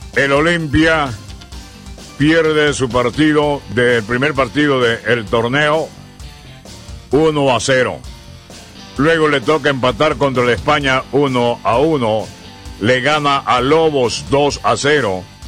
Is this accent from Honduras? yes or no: yes; Honduras; somos hondureños